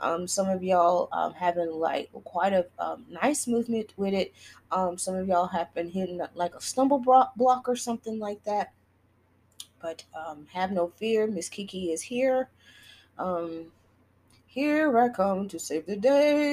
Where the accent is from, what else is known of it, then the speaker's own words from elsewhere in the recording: Texas, United States; Uvalde is in Texas, and that's my home state.